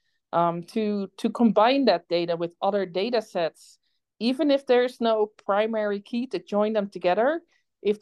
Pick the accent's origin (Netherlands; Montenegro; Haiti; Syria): Netherlands; accent: Dutch; also born or lived in Canada; now in Idaho, United States; if anybody has been wondering what my accent is, it's Dutch. I grew up in the Netherlands on a farm in a polder about 15 feet below sea level.